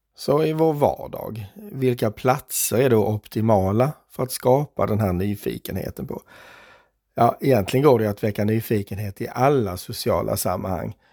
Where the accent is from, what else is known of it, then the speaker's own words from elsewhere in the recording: Skåne, Sweden; som skåning